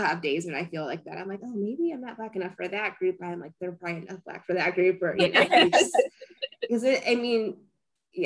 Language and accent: English; Merrillville, Indiana, United States; I grew up in Maryville, Indiana.